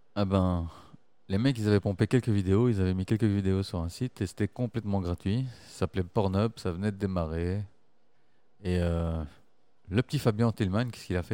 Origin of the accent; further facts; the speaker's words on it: Brussels, Brussels-Capital Region, Belgium; je suis Bruxellois, je suis pas Belge